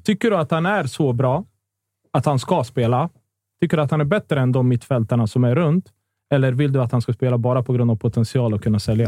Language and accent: Swedish; Örebro, Örebro County, Sweden; när jag var ung i Örebro